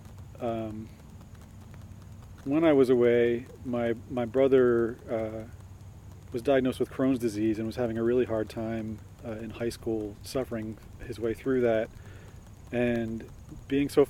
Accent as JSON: {"language": "English", "region": "New Jersey", "country": "United States", "tie": "born or raised there", "said": "I'm born and raised in New Jersey, and I played in the woods as a kid"}